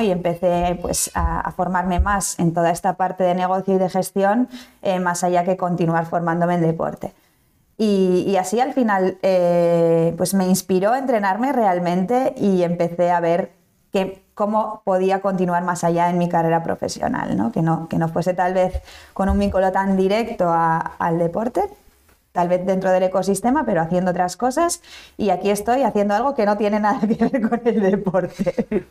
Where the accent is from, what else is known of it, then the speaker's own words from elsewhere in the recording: Basque Country, Spain; moved away as an adult; now in Valencia, Spain; nací en el País Vasco. Eh, toda la vida he vivido allí, estudié allí